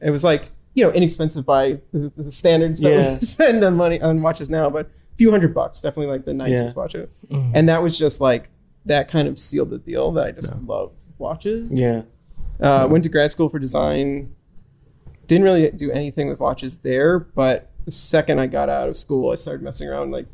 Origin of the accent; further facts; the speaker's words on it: New York City, New York, United States; we grew up in New York City, didn't actually own a car